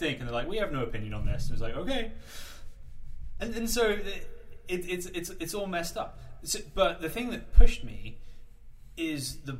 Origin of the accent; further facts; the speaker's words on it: United Kingdom; as a kid growing up in Britain after 9/11